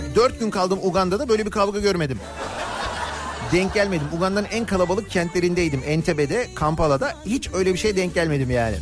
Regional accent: Turkey; bir Türk olarak

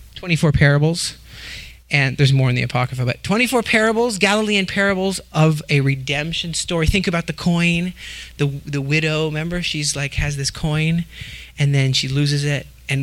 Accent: Oregon, United States; born there; And I was born in Oregon, and we were born all over. We were the wandering Jews, all eight of us.

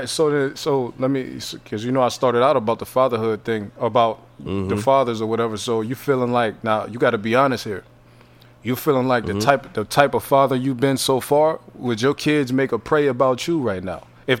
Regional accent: Youngstown, Ohio, United States; See, I'm from Ohio, Youngstown. So uh-huh. Arby's, that's where Arby's started at.

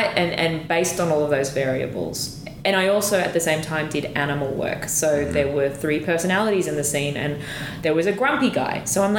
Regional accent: Australia; as an Australian, it would say bar.

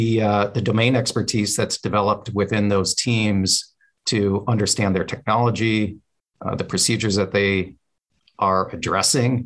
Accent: Western Michigan, United States; I grew up in Western Michigan in a house where my father was actually a small town family physician.

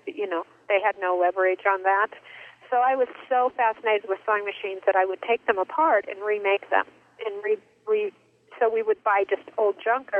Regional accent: Arizona, United States; Well, I grew up in Arizona, but here and there, cause my dad is an architect

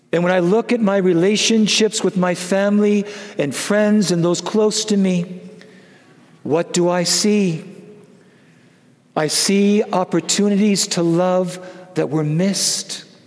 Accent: Wisconsin, United States; I'm from Wisconsin

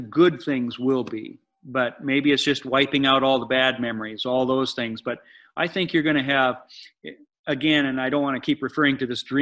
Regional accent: United States; growing up in America

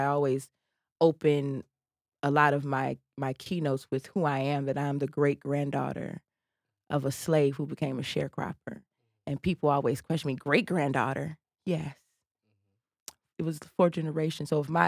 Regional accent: United States; And so during the break, I told her I was from the South Side. We lived right around the corner from each other, and she knew my father.

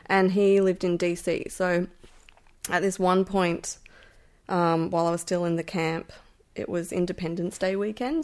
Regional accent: Melbourne, Victoria, Australia; I grew up in Brunswick in Melbourne

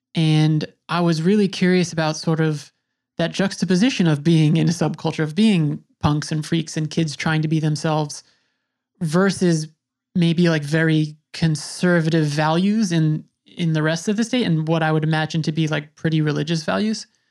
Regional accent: Long Island, New York, United States; I grew up on Long Island.

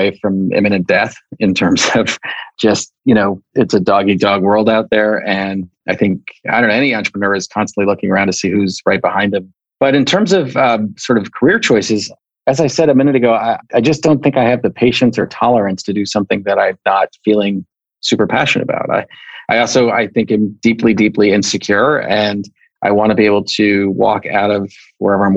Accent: New York, United States; now in California, United States; I was growing up in New York, I lived in a suburban town

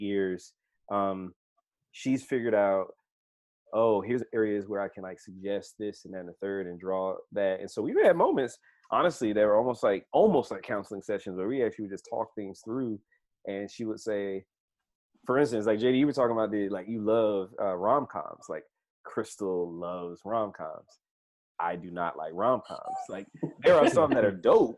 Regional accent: San Diego, California, United States; I was born in San Diego

